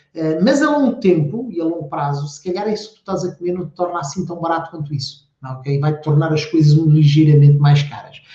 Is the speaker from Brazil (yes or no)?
no; the interior of Portugal, Portugal; eu sou do interior, eu não, sou, eu não nasci em Portugal, mas vivi a minha infância toda no interior